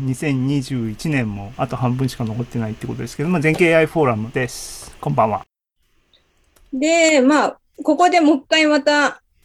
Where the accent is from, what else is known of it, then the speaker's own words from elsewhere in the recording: Hirado, Nagasaki, Japan; moved away; 自分の実家が長崎県の平戸にあるんですけれども